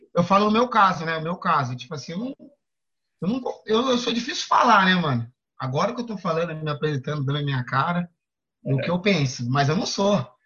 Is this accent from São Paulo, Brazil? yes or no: yes; São Paulo, Brazil; sou da Zona Sul, mano. Cresci ali na, na saúde ali na Winter, que é ali no, no Planalto, Planalto Paulista